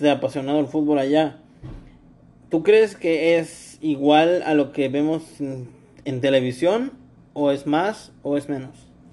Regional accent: Ecuador; now in Mexico

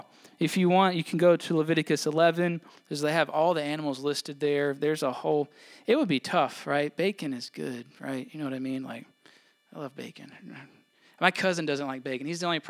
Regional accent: Mississippi, United States; I grew up in Mississippi, went to college down there.

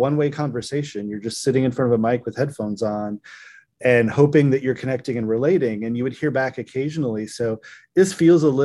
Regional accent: Sioux City, Iowa, United States; I was born in Sioux City. My family had been there for a long time

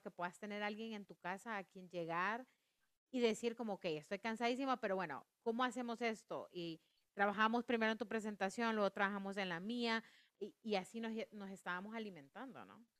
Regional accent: Honduras; como hondureña

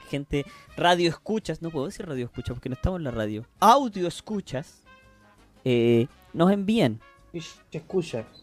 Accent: Maipú, Santiago Metropolitan Region, Chile; me enganché la mina y yo solo soy un weón de Maipú.

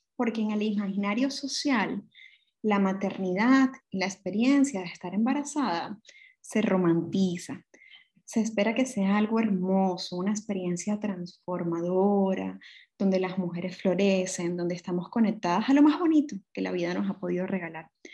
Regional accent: Caracas, Capital District, Venezuela; moved away as an adult; mi ciudad natal, Caracas, Venezuela

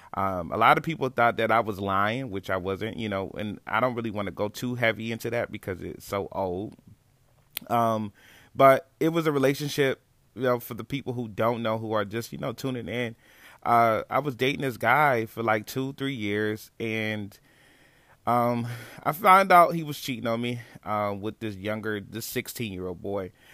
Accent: Niagara Falls, New York, United States; moved away as an adult; now in Texas, United States; I'm originally from Niagara Falls, New York

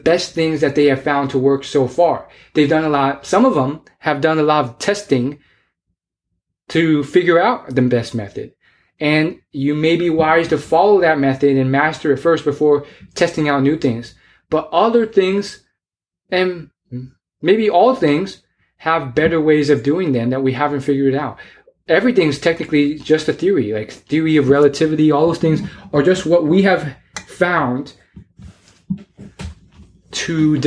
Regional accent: United States; I was born in the United States

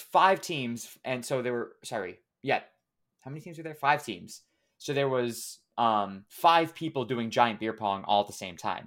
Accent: United States; we're all American

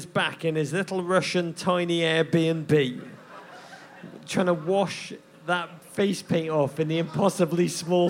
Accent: England, United Kingdom; now in United States; As an Englishman, even though I'm now American

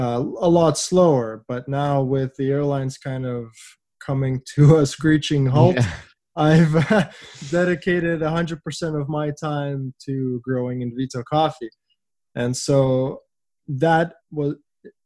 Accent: Vancouver, British Columbia, Canada; Vancouver is my hometown, so it's super rewarding being able to offer our coffee in the city that I grew up

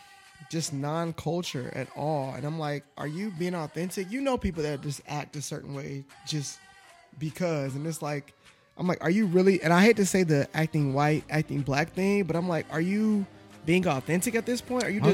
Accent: Gary, Indiana, United States; I grew up in You know, I grew up in the SWAT. I grew up in fucking Gary, Indiana. I grew up in the Meadows, Indianapolis.

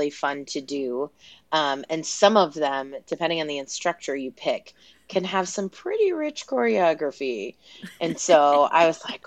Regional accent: Texas, United States; growing up in Texas, I loved my childhood

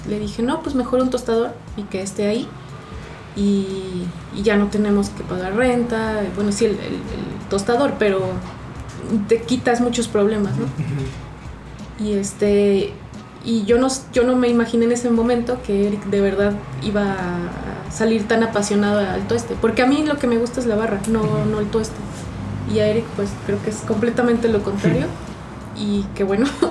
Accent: Mexico City, Mexico; soy de Ciudad de México y tengo 30 años

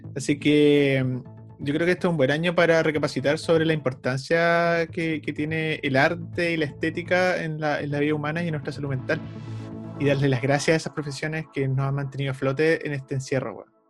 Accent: Concepción, Biobío, Chile; Somos de Conce

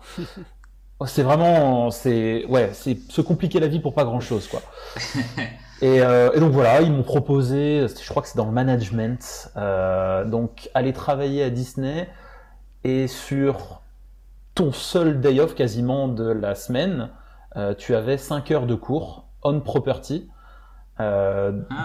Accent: France; moved away as an adult; also born or lived in Florida; moi en tant que Français

